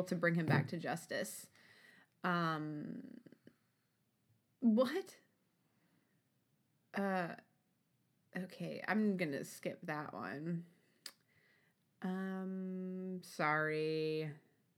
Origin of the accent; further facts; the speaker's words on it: Ohio, United States; moved away; That's my home state